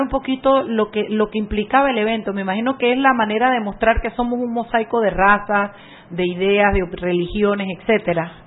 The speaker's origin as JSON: {"language": "Spanish", "country": "Panama", "said": "somos los panameños"}